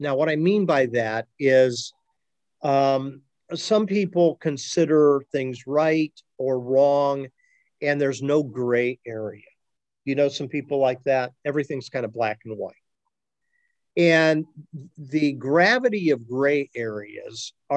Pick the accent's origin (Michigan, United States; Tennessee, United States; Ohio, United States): Ohio, United States; those of us who are born and raised in Ohio